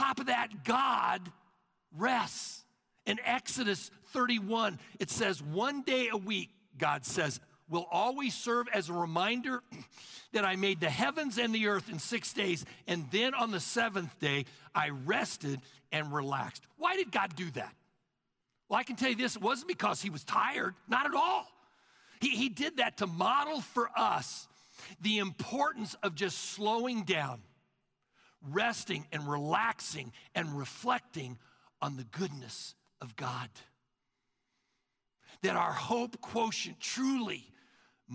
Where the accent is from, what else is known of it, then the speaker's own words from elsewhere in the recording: the South, United States; now in Collin County, Texas, United States; we're from the South